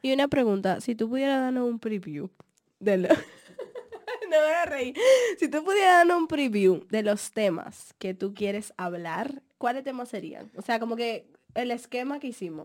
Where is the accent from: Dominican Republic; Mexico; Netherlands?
Dominican Republic; moved away; Mi mamá es tan así que mi mamá dejó vencer mi pasaporte dominicano